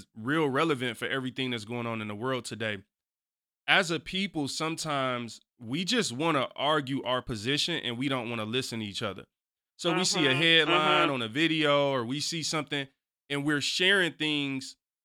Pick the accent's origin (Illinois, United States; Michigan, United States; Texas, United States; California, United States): Michigan, United States; Detroit; I'm originally from Detroit